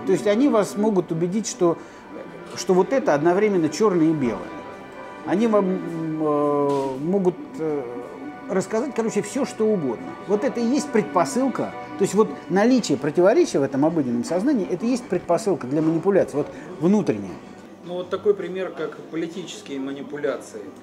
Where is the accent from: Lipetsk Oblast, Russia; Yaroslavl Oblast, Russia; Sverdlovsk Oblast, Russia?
Lipetsk Oblast, Russia; Lipetsk; Я коренной липчанин. Я там родился, я эту липецкую воду, пьюсь с детства